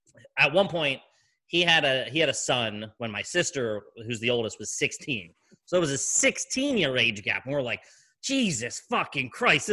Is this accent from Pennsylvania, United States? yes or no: yes; Philadelphia, Pennsylvania, United States; we're from Philly